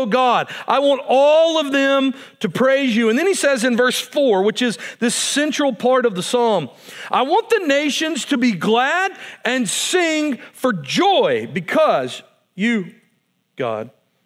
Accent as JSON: {"language": "English", "country": "United States", "said": "as an American"}